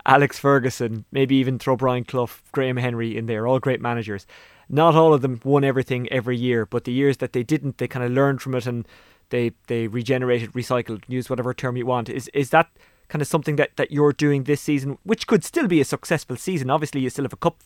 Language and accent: English; County Waterford, Ireland; I'm actually from County Waterford.